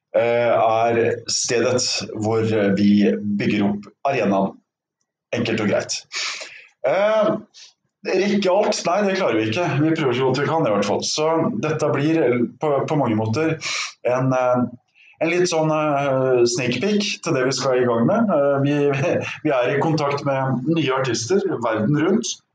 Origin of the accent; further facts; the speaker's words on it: Norway; jeg er fra Norge